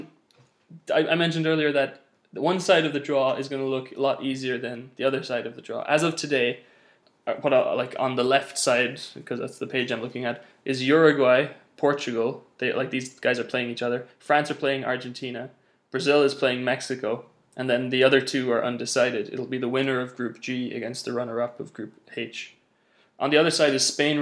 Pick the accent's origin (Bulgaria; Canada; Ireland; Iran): Ireland; the Republic of Ireland, my hometown.